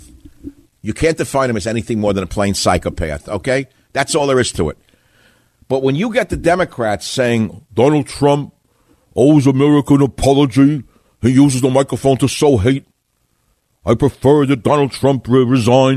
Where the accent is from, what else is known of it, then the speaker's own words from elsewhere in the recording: New York, United States; accent: New Yorkese; moved away; I'm speaking New Yorkese again